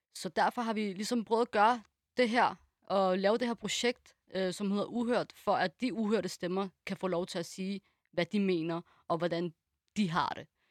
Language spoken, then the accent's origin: Danish; Denmark; born or raised there